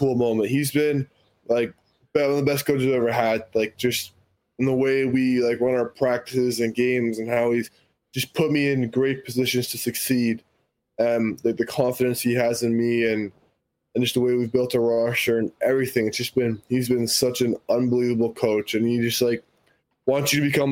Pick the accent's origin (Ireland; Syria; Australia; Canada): Canada; Winnipeg, Manitoba; being a local guy playing at home